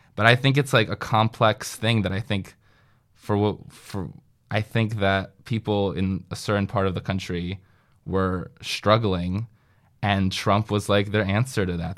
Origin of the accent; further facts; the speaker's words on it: Northern New Jersey, United States; moved away; also born or lived in Washington, D.C.; I am from Northern New Jersey